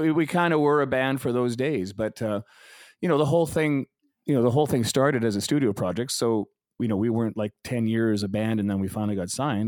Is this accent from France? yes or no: no; Calgary, Alberta, Canada; also born or lived in Vancouver; I grew up in Calgary, I was there since